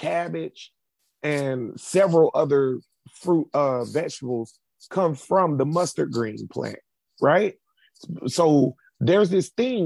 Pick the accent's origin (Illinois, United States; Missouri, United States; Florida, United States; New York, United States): Florida, United States; Jacksonville; I grew up in Grand Park. It's down the street from a store called Standard Feed in Jacksonville